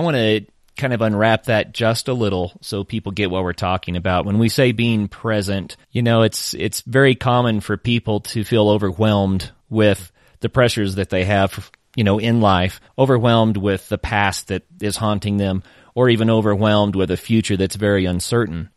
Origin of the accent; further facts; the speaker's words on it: Oklahoma, United States; I am originally from Oklahoma